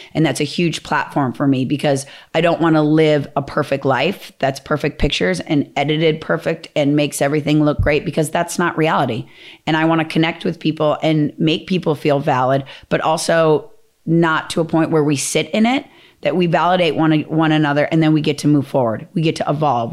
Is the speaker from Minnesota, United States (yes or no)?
yes; Minnesota, United States; I'm from Minnesota. We're, like, very Midwest values